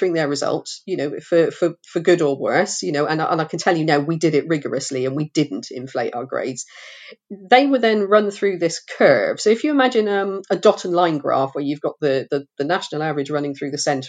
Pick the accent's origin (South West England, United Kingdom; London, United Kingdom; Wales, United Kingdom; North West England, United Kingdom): South West England, United Kingdom; Forest of Dean; When I grew up in the Forest of Dean, education was selective still.